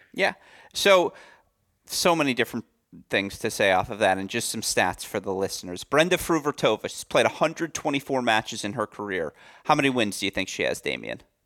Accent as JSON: {"language": "English", "region": "Michigan", "country": "United States", "tie": "born or raised there", "said": "my home state of Michigan"}